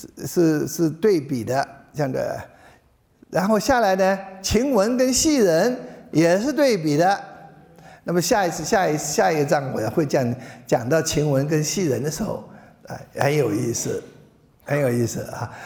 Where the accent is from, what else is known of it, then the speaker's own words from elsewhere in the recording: China; 我们中国人的人生哲学